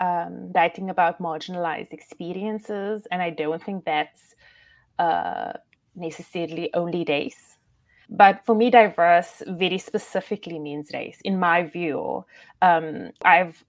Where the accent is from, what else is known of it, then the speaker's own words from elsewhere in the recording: South Africa; I'm obviously South African